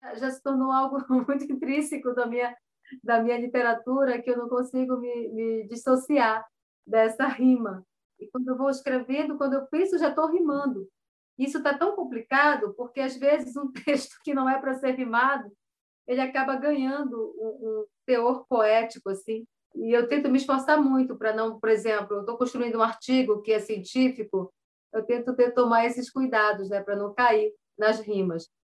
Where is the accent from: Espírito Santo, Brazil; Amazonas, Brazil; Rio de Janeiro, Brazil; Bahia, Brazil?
Amazonas, Brazil; São Paulo de Olivença; moved away as an adult; also born or lived in Belém de Solimões, Amazonas / Manaus, Amazonas; now in Castanhal, Brazil; nasci em Belém de Solimões, aldeia do povo Tipuna, no Alto Solimões. Com nove anos de idade, fui para São Paulo de Olivença e foi a maior aldeia do povo cambeba antes de virar município. Lá eu me criei